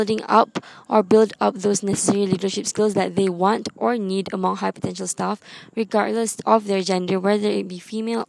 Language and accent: English; Malaysia; I come from Malaysia